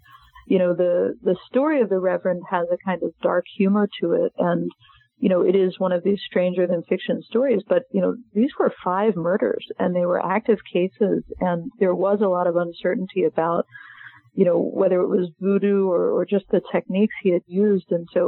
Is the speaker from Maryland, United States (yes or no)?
yes; Maryland, United States; I'm from Maryland, I'm not from Alabama